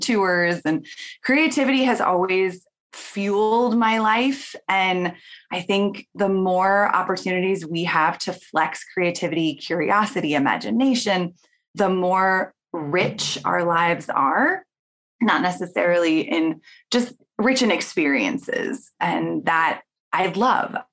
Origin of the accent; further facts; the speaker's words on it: Portland, Oregon, United States; I grew up in Portland, Oregon